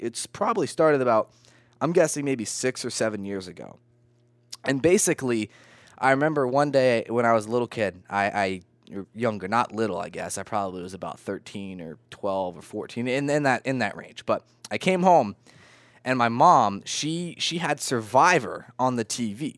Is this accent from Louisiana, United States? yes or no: no; Vermont, United States; I'm from Vermont.